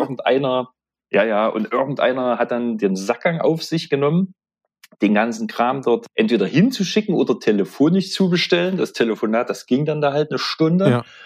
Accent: East Thuringia, Germany; accent: Zoni; Ostthüringen, Südostthüringen

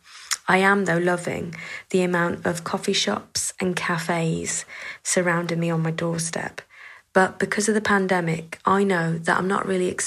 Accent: United Kingdom; we British Romany travellers

